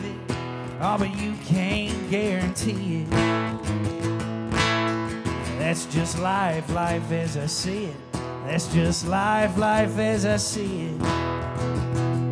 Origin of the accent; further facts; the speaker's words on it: Fairview, Tennessee, United States; also born or lived in Nashville, Tennessee; raised in Fairview, Tennessee, which is like 40 minutes towards Memphis from here